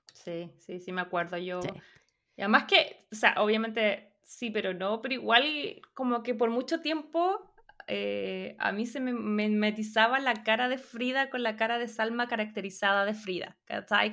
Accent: Chile; moved away as an adult; now in United States; en Chile no comemos chile

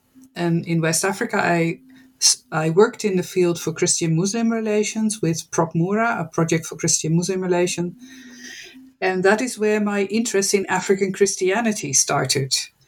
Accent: Netherlands; English is a second language; I am born and raised in the Netherlands. I studied at Utrecht University

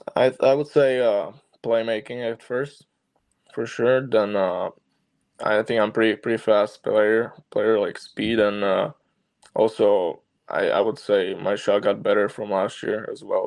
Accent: Slovakia; born or raised there; moved away

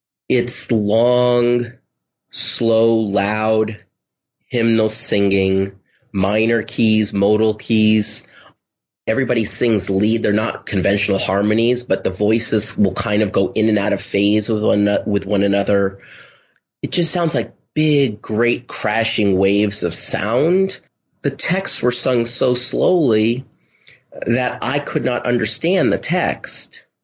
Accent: Los Angeles, California, United States; I grew up in Los Angeles, and I remember listening to … records

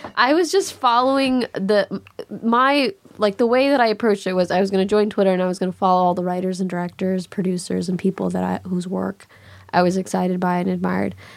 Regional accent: Chicago, Illinois, United States; moved away; also born or lived in Los Angeles; it was hard growing up in Chicago

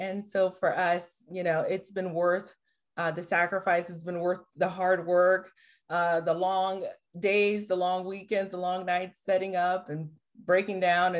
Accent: Haiti; now in United States; I'm originally from Haiti, the poorest country in the Western Hemisphere, came to the U.S. By way of my mom and dad.

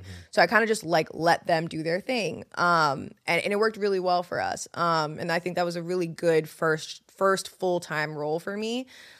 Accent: New York, United States; And the funny thing about being like a New Yorker and moving to the South is that people move really differently.

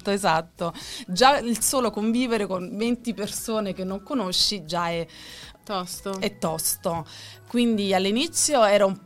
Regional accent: Naples, Campania, Italy; also born or lived in Rome; now in Milan, Italy; Diciamo che io sono di Napoli, quindi vengo da Napoli. Poi ho avuto un breve periodo di un annetto a Roma, poi da Roma sono ritornata a Napoli e poi sono arrivata qui a Milano.

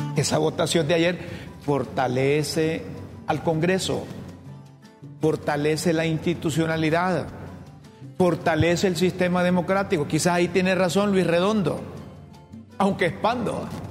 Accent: Honduras; como periodista y como hondureño

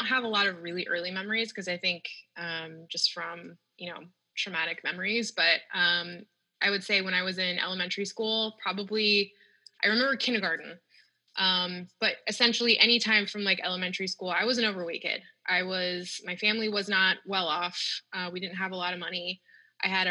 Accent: Northern California, United States; I grew up in the Northern California, so it's hot most of the days

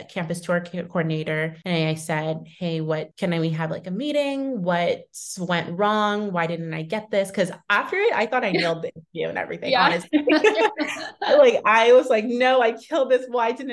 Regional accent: Thousand Oaks, California, United States; moved away as an adult; now in New York, United States; So I grew up in California in Thousand Oaks and was there and in Southern California all throughout like college before I ended up moving.

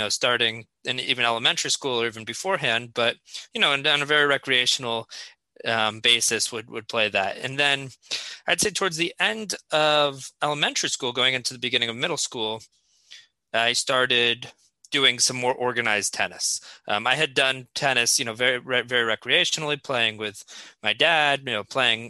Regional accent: Fairfield, Connecticut, United States; I grew up in Fairfield, Connecticut

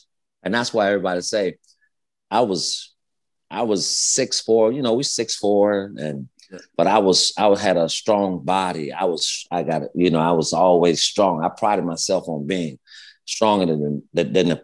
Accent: Gainesville, Florida, United States; Gainesville, Florida

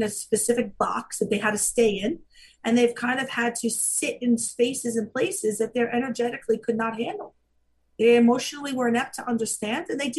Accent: Staten Island, New York, United States; I grew up in Staten Island.

